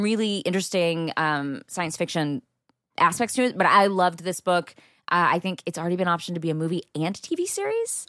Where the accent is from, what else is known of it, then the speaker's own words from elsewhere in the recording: Texas, United States; I am from there